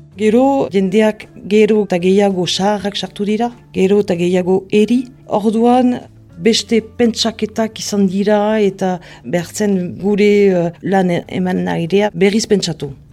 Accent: Mendionde, Nouvelle-Aquitaine, France; now in Hasparren, France; Lekornen sortua naiz eta orain uh, azparnen bizi

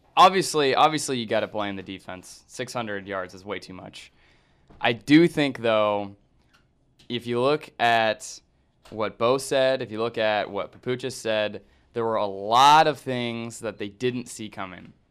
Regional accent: Kansas, United States; I'm from Kansas

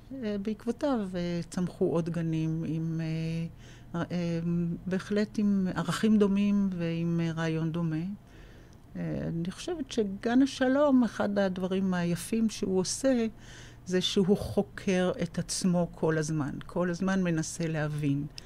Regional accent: Tel Aviv, Tel Aviv District, Israel; also born or lived in Jaffa; כן, אני תל אביבית מאז ומעולם. אה, את אה, שנות הילדות שלי העברתי, אם אפשר לקרוא לזה, כן, העברתי במקום שקוראים לו רמת החייל, mm-hmm.

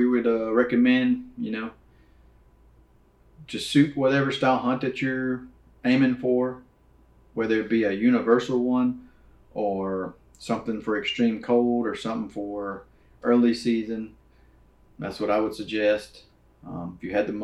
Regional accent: Louisiana, United States; now in Texas, United States; I'm from Louisiana, you know, hunted on hunting clubs, right? River bottoms, and then moved to Texas

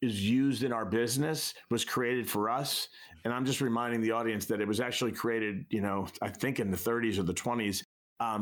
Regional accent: New York, United States; I'm a kid from New York

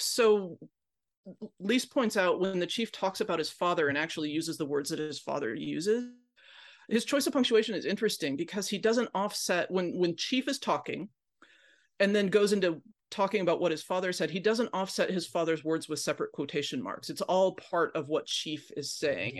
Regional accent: Pacific Northwest, United States; I grew up in the Pacific Northwest

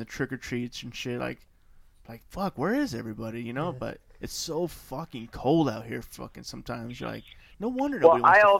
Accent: California, United States; now in Idaho, United States; But I grew up in California

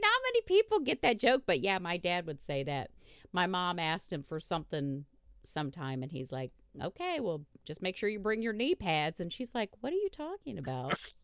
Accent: Indiana, United States; I'm from Indiana.

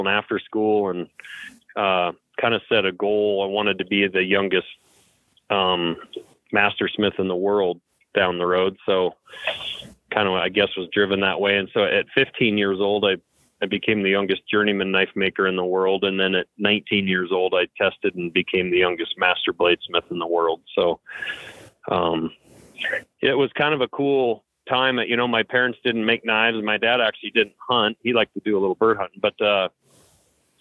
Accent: Lincoln, Montana, United States; I was growing up in Lincoln, Montana, which is a small kind of town on the edge of the Bob Marshall Wilderness here.

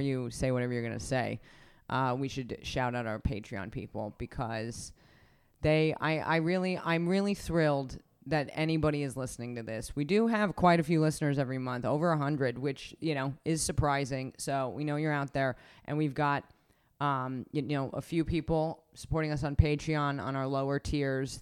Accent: Reno, Nevada, United States; I grew up in Reno. I love Reno.

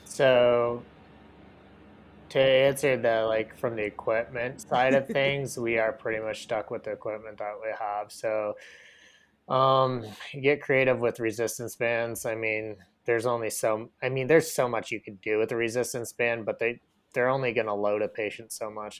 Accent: Michigan, United States; moved away; where I grew up in Michigan

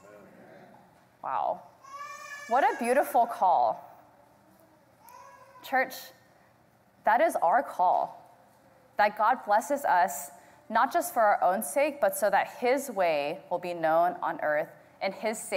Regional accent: Houston, Texas, United States; I was born and raised here in Houston.

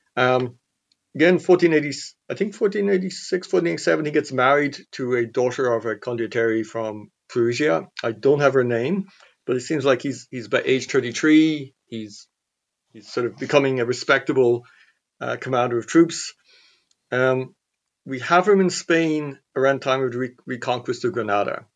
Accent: Clonmel, Tipperary, Ireland; born or raised there

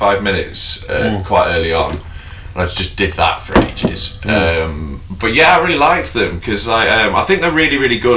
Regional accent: Knaresborough, Yorkshire and the Humber, United Kingdom; I'd moved back to my hometown in North Yorkshire

